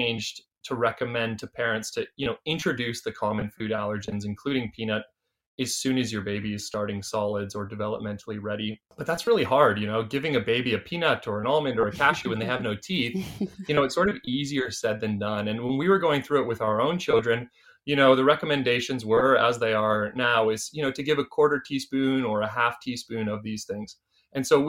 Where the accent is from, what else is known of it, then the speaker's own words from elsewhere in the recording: Canada; accent: Canadian; now in Australia; my accent is Canadian